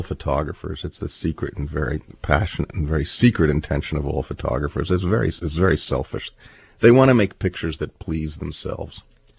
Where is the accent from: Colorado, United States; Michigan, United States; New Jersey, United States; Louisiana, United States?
New Jersey, United States; I grew up in New Jersey, which has usually brown water lapping at its shores, and occasionally in September when the west wind blows, it turns green.